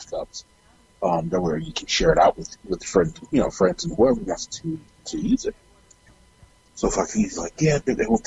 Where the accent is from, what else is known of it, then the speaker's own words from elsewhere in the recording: Miami, Florida, United States; I'm a Black kid that grew up in Miami and I'm Jamaican